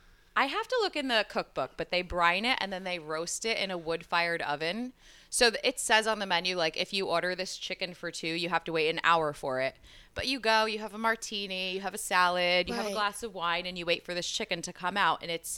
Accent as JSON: {"language": "English", "town": "Passaic", "region": "New Jersey", "country": "United States", "tie": "born or raised there", "said": "I'm from Jersey. Uh-huh. Born and raised about 20 minutes out of Manhattan in Passaic. I grew up."}